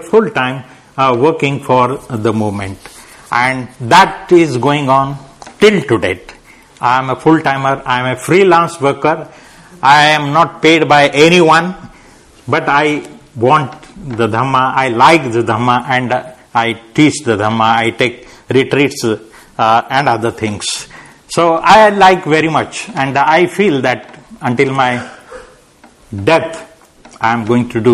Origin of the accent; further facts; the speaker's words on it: Nanded, Maharashtra, India; moved away as an adult; also born or lived in Pune / Hyderabad; I went to my hometown and I started a center there. Then I went to Hyderabad and I started a center there. So my journey was like this, coming to Pune, then going to Nanded